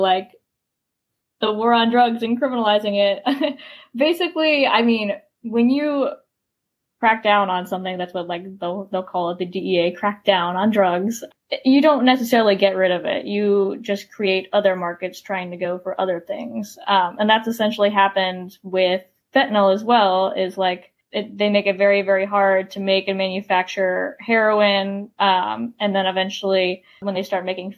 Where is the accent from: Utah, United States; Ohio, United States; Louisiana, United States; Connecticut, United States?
Ohio, United States; I'm from Ohio